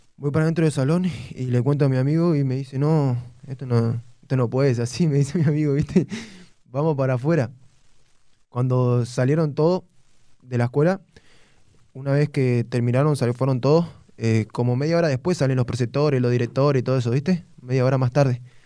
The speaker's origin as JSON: {"language": "Spanish", "town": "González Catán", "region": "Buenos Aires Province", "country": "Argentina", "tie": "born or raised there", "said": "González Catán, barrio kilómetro 32 Los Ceibos, La Matanza."}